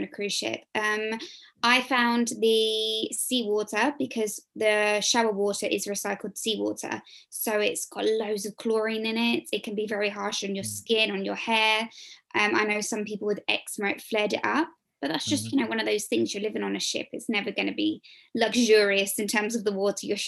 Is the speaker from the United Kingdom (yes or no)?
yes; England, United Kingdom; I'm obviously English